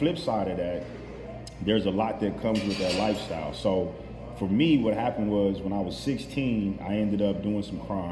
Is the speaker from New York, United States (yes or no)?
no; Los Angeles, California, United States; I grew up in Cali. I was raised in Los Angeles, South Central, to be specific.